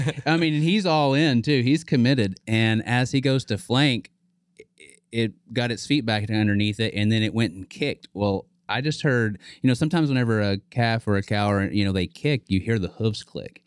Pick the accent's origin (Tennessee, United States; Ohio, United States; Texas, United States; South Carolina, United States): Texas, United States; Cleburne; also born or lived in Joshua, Texas; just south of Fort Worth, about 30 miles uh, outside of a town, Cleburne, Texas. I uh, went to school in Joshua, Texas